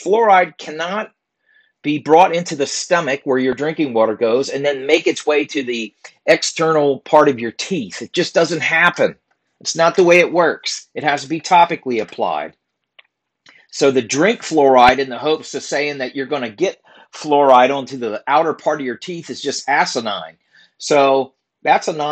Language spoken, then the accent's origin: English; Virginia, United States; my home state, Virginia